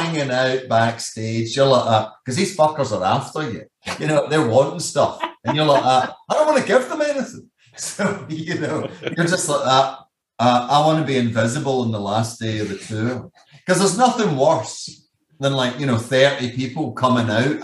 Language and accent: English; Scotland, United Kingdom; I'm Scottish